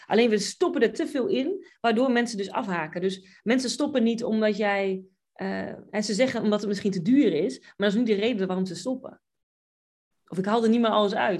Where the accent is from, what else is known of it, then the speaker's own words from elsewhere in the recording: Buinen, Drenthe, Netherlands; moved away as an adult; also born or lived in England / Oklahoma; now in United States; Ik kom uit Buinen, Drenthe